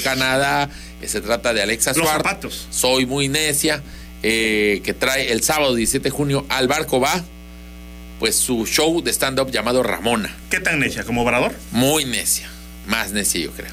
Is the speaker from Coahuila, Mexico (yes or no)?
no; Tabasco, Mexico; somos tabasqueños